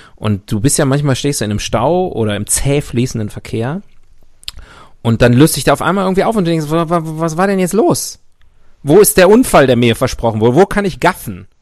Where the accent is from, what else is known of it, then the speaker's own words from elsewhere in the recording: Rhineland, Germany; Für mich als Rheinländer